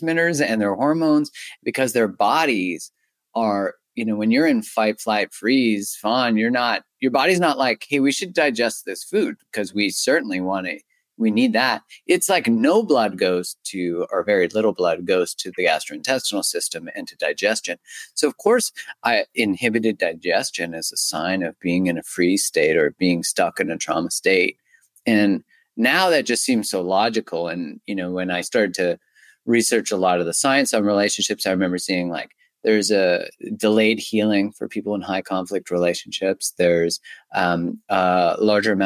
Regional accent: Canada; I'm Canadian

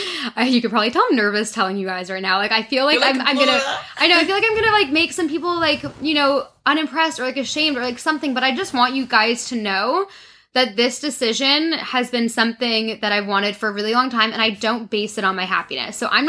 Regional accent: Toronto, Ontario, Canada; I grew up in Toronto, in Canada.

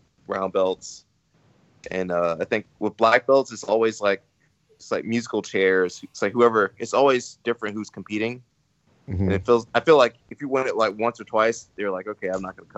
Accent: the South, United States; I'm from the South, so we got like rednecks.

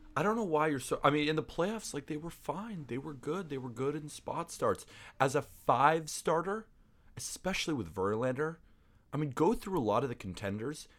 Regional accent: New York City, New York, United States; growing up in Staten Island

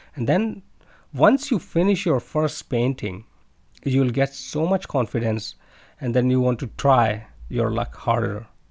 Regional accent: India; moved away as an adult; now in China; I'm from India

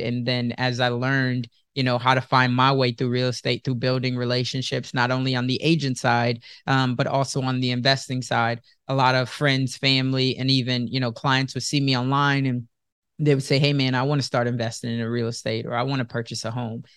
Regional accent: Chicago, Illinois, United States; moved away as an adult; also born or lived in Sioux City, Iowa; I was born and raised in Chicago, but now at this time I'm living in Sioux City

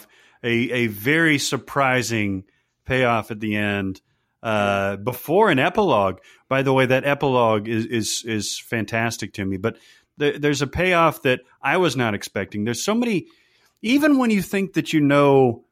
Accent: United States; as an American

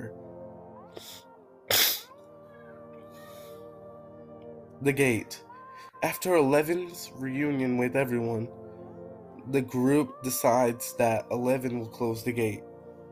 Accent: United Kingdom; I'm British

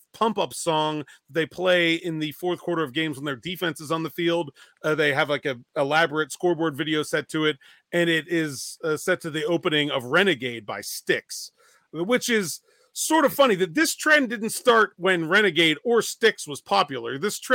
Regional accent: Pittsburgh, Pennsylvania, United States

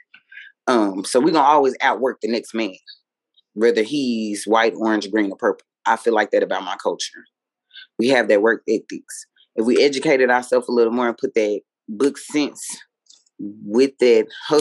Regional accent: United States; as African American people

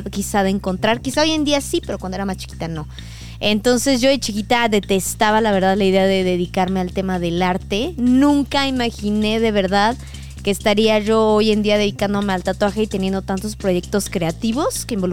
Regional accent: Puebla, Mexico; moved away as an adult; now in Mexico City, Mexico; de Puebla, que está aquí muy cerquita, la verdad. yo crecí, nací y me fui hace 3, 4 años aproximadamente, antes de que comenzara la pandemia, yo decidí venirme para la Ciudad de México a experimentar la gran ciudad.

